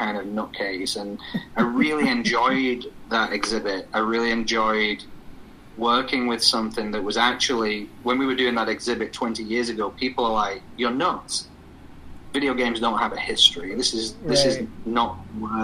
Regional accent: England, United Kingdom; accent: English; moved away; My accent is English, and I was born and raised in a country that is full of history

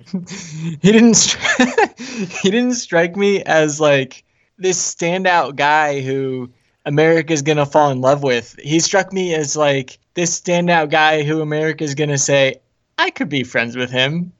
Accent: Ocala, Florida, United States; I was born there.

